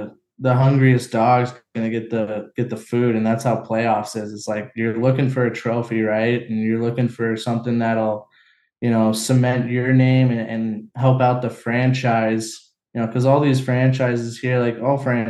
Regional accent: San Diego, California, United States; moved away as an adult; growing up in San Diego

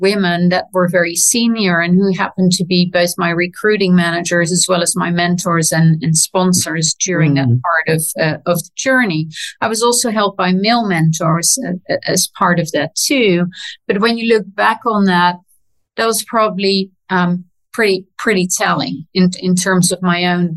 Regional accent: Netherlands; moved away; also born or lived in London; my generation growing up in the Netherlands

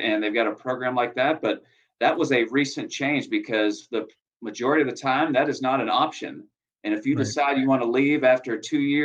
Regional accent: upstate New York, United States; moved away; I was born upstate New York, way up near the Canadian border

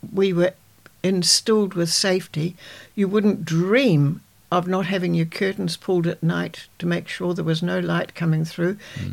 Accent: Dunedin, Otago, New Zealand; also born or lived in Edendale, New Zealand / Waimate, New Zealand; I was born in Dunedin. My father was promoted station master at Edendale shortly after. I started school in Dunedin

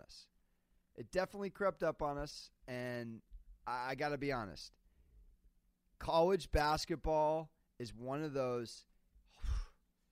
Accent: San Diego, California, United States; San Diego's my hometown

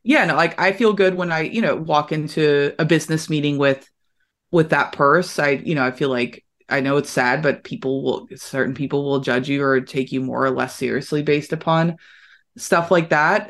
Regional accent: Louisville, Kentucky, United States; Louisville, Kentucky, what I, I, I would have been able to see what they were actually doing in my hometown

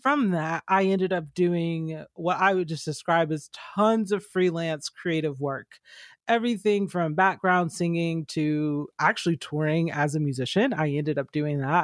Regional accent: Georgia, United States; I grew up in Georgia

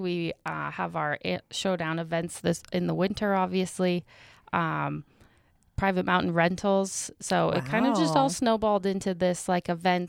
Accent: Helena, Montana, United States; I'm from Helena.

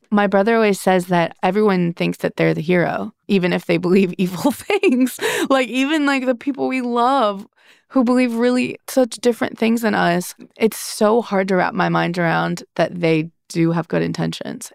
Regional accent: Midwest, United States; moved away as an adult; When you grow up in the Midwest, but then you move somewhere big

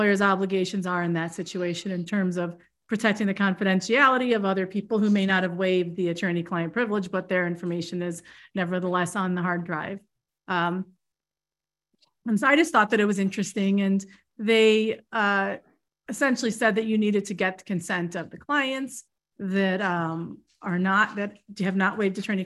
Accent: New York, United States; I'm from New York

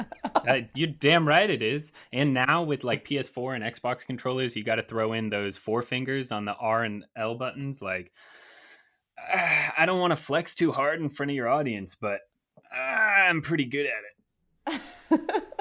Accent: United States; I'm American

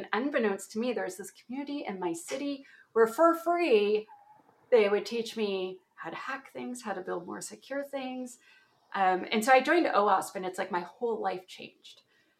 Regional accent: Ontario, Canada

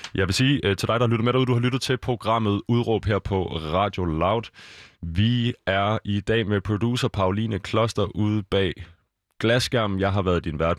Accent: Copenhagen, Capital Region of Denmark, Denmark; jeg er fra Østerbro, både opvokset og bor der igen nu igen her

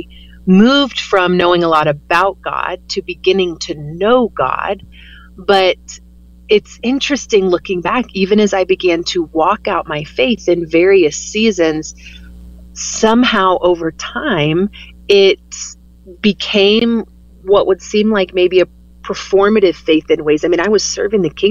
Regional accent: the Bible Belt, United States; I grew up in the Bible Belt

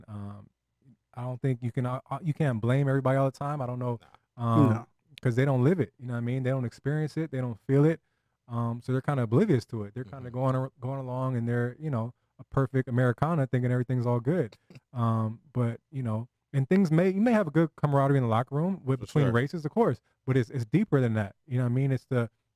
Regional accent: Altadena, California, United States; moved away as an adult; also born or lived in Los Angeles / Durham, North Carolina; I grew up in Altadena

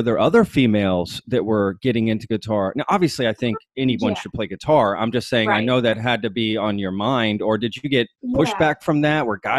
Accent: just outside of Fort Worth, Texas, United States; I actually grew up in just outside of Fort Worth.

